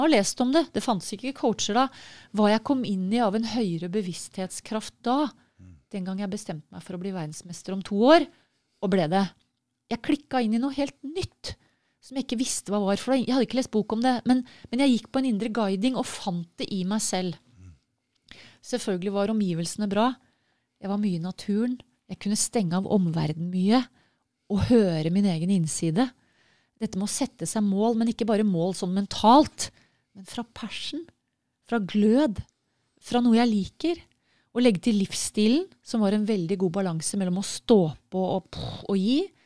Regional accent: Norway; for sånn som nordmenn

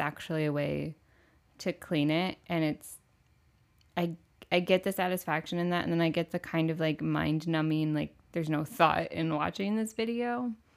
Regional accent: Michigan, United States; moved away as an adult; also born or lived in Orlando, Florida; I grew up in Michigan

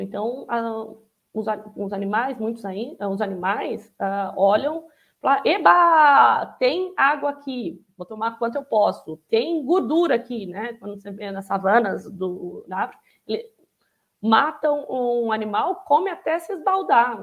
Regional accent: Araçatuba, São Paulo, Brazil; quando eu estou na minha cidade natal, em Aracatuba, que em geral faz 35, 40 graus no interior de São Paulo

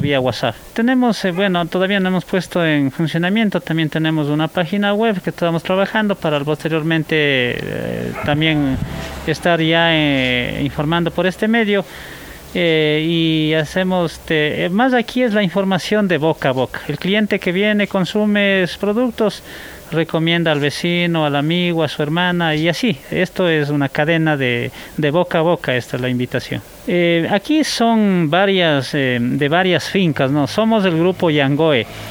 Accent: Toacaso, Cotopaxi, Ecuador; yo soy de Toacaso. En Toacaso, como es una zona bastante fría

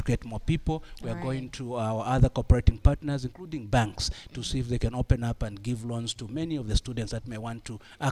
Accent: Mufulira, Copperbelt Province, Zambia; moved away as an adult; also born or lived in Kitwe, Zambia; My background, I grew up in Muflira. I went to schools in Muflira, then boarding school in Kitwa at Mpelembe

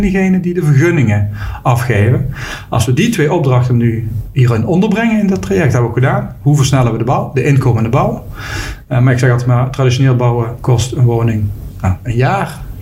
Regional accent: Limburg, Netherlands; ik woon in Limburg. Geboren en getogen in Limburg

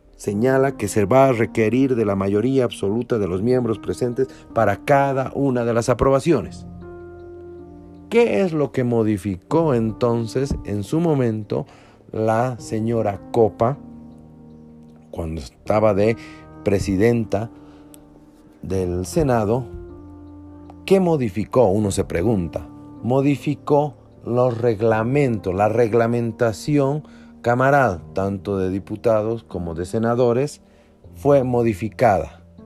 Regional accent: Bolivia; como bolivianos

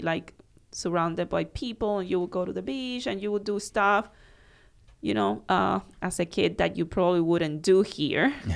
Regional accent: Cuba; moved away as an adult; also born or lived in Miami; now in Naples, United States; growing up in Cuba at that time

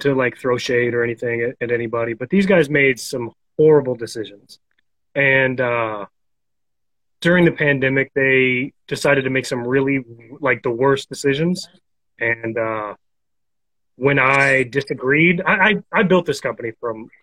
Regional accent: Oklahoma, United States; from Oklahoma, America, U.S. of America

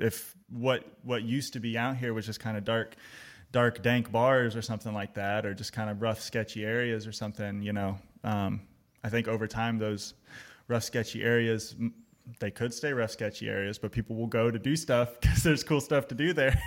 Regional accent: Austin, Texas, United States; now in Greensboro, United States; I'm originally from Austin, Texas

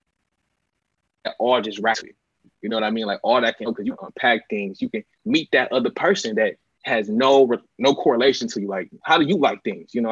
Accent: Inkster, Michigan, United States; moved away as an adult; also born or lived in East Lansing, Michigan; I'm from Inkster, Michigan

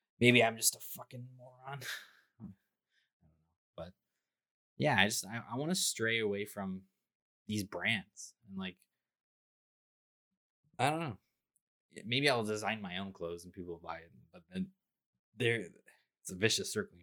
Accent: Toronto, Ontario, Canada; I'm from Toronto

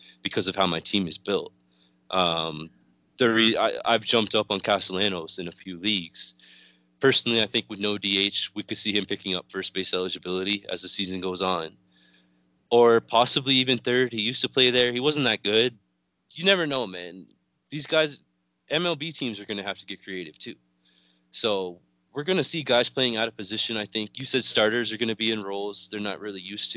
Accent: Canada; when you're growing up as a Canadian like I am

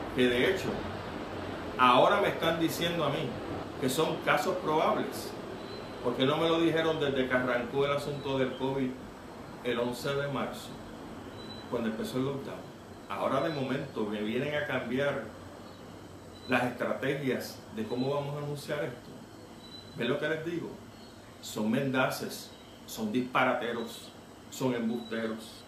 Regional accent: Puerto Rico; como puertorriqueño

